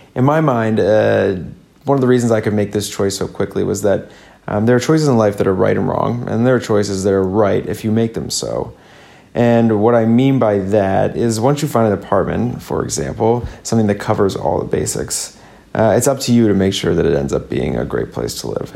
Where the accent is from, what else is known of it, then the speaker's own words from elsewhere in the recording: Midwest, United States; accent: basic Midwest; moved away as an adult; now in Sydney, Australia; my basic Midwest accent